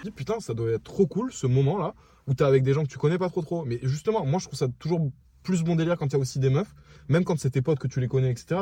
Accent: France; on est français

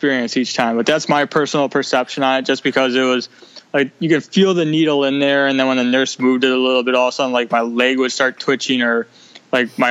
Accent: Milwaukee, Wisconsin, United States; I'm from Milwaukee, Wisconsin

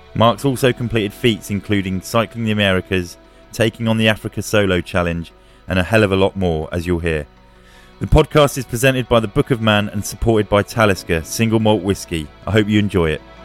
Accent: Bedfordshire, East of England, United Kingdom; I grew up sort of in Bedfordshire

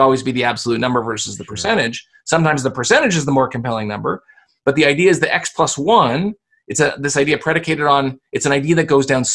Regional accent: Canada; I'm Canadian

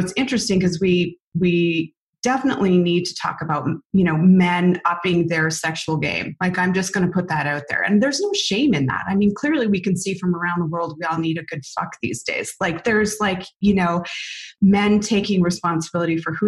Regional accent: Canada; we're Canadian

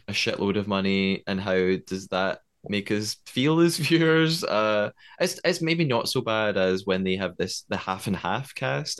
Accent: Scotland, United Kingdom; accent: Scottish; I am Scottish. I'm living in Scotland

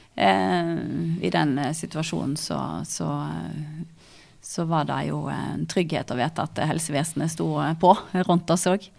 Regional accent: Stord, Vestland, Norway; moved away as an adult; now in Hamar, Norway; jeg kommer fra Stord. Um, Sagvåg

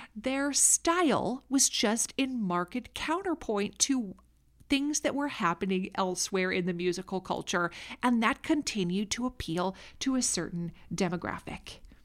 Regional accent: Minnesota, United States; accent: Minnesota; you just heard my Minnesota accent come out there.

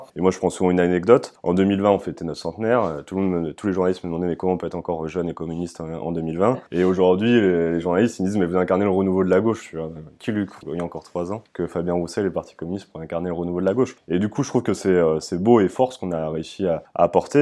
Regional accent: Amiens, Hauts-de-France, France; je suis originaire euh, d'Amiens, je suis né en 96

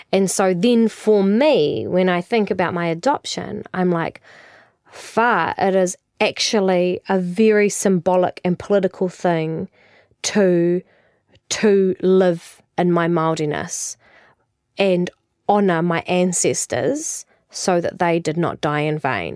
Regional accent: New Zealand; we came from the Pacific as Māori

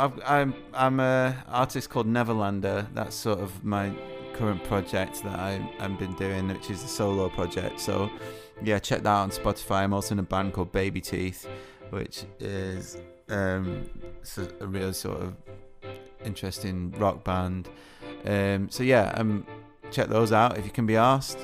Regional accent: United Kingdom; being British

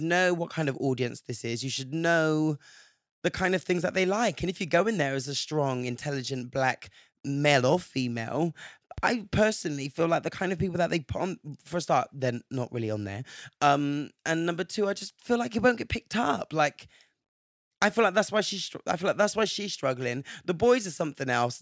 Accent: England, United Kingdom; growing up in England

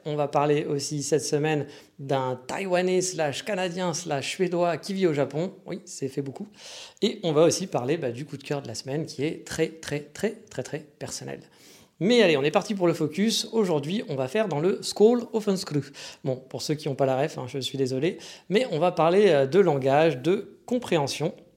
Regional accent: France; accent: French; quand je parle, on entend que je suis français

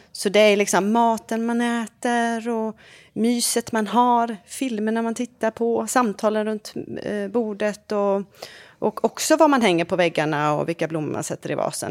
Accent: Varberg, Halland County, Sweden; now in France; min hemstad Varberg

